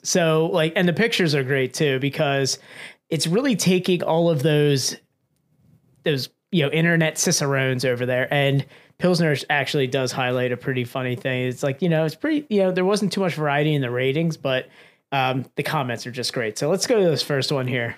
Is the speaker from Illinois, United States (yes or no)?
no; Pennsylvania, United States; we're from Pennsylvania